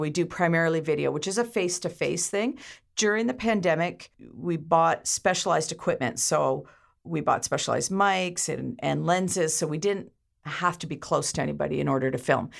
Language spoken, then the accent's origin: English; Ontario, Canada; now in Campbell River, Canada; I was originally from Ontario, but I consider myself an honorary islander, being here over thirty years